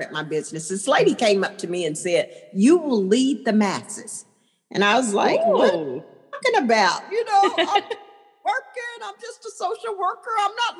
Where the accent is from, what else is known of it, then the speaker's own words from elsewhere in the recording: Dallas, Texas, United States; I was born and raised here in Dallas, Texas